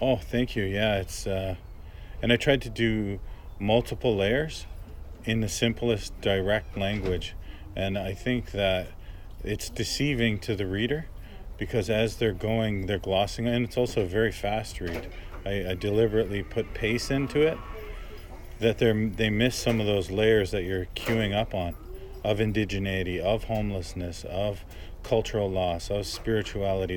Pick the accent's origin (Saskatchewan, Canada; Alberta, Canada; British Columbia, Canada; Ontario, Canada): Ontario, Canada; Brampton; growing up in Brampton